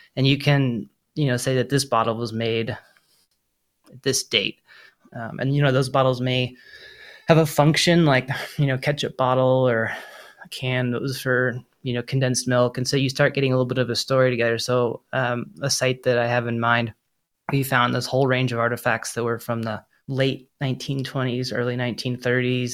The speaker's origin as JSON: {"language": "English", "town": "Boulder", "region": "Colorado", "country": "United States", "tie": "born or raised there", "said": "I grew up in Boulder, Colorado"}